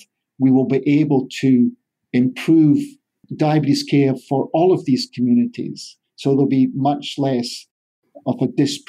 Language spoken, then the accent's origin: English; Scotland, United Kingdom; moved away as an adult; also born or lived in England; now in California, United States; I'm a Scotsman in the Golden State.